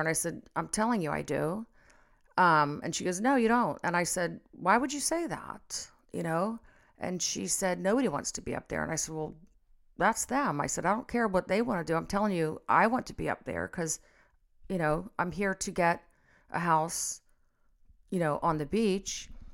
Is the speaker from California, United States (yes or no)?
no; Cincinnati, Ohio, United States; also born or lived in Florida; I was about six years old, and we moved from Florida to Cincinnati